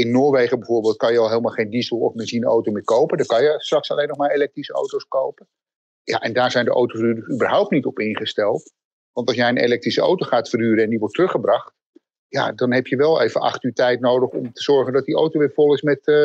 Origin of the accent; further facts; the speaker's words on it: Netherlands; wat voor ons heel erg actueel is als Nederlanders